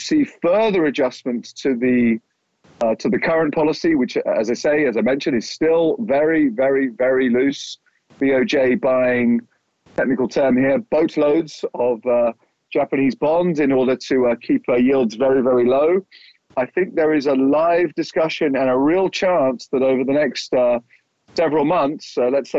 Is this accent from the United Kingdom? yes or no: yes; United Kingdom; moved away; my home country, the UK